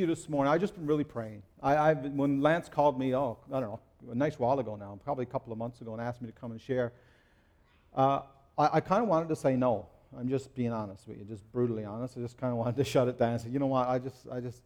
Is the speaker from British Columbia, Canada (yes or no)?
no; Newfoundland and Labrador, Canada; I'm from Newfoundland